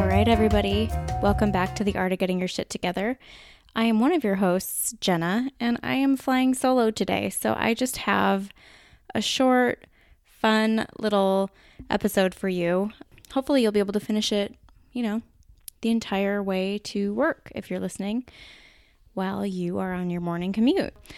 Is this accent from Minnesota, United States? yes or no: yes; Minnesota, United States; accent: Minnesota; my Minnesota accent